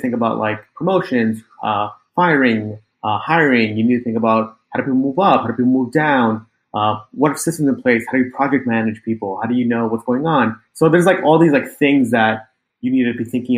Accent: Long Island, New York, United States; also born or lived in Manhattan, New York City; I grew up in Long Island, and then I moved to New York City

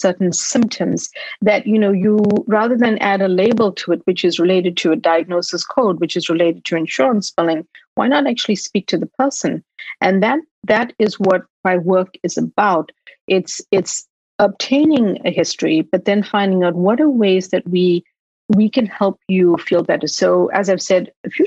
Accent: Durban, KwaZulu-Natal, South Africa; moved away as an adult; now in United States; I was born in Durban in South Africa, and I moved to the US to study.

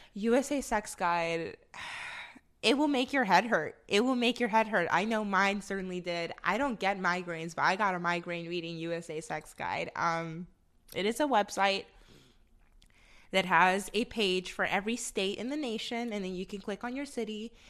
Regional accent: the North, United States; now in Austin, United States; I'm from up north, and where I'm from, it snows, baby

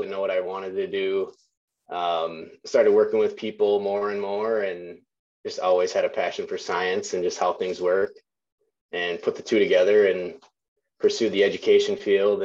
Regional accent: Wisconsin, United States; also born or lived in La Crosse, Wisconsin; I'm from Wisconsin, kind of born and raised, kind of cut my teeth hunting whitetails in the north woods of Wisconsin

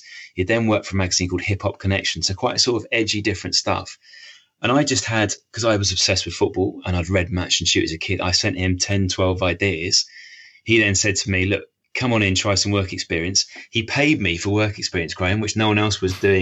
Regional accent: Bishop's Stortford, East of England, United Kingdom; also born or lived in Harlow / Cambridge / Peterborough / Cardiff; now in Cheshire, United Kingdom; So I grew up on the sort of Hertfordshire-Essex border. So I was born in Harlow, mm-hmm. which is one of the new towns that sprung up outside London, the sort of post-war period, and then moved up the road to Bishop Stortford

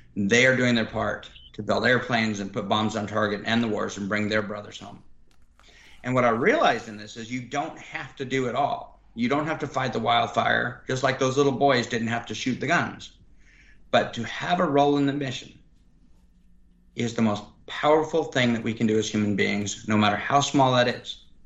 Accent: Reno, Nevada, United States; now in Austin, United States; The area I live, I, I grew up in around Reno, Nevada, by Lake Tahoe

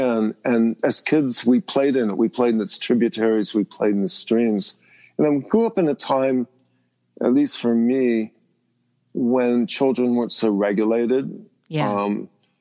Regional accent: Pennsylvania, United States; where I grew up in Pennsylvania, I grew up in the mountains

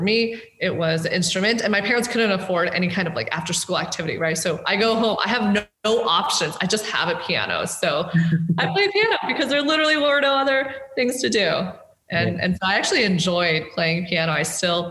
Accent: Fort Collins, Colorado, United States; moved away as an adult; also born or lived in China / California; grew up in Colorado before then moving to California for college.

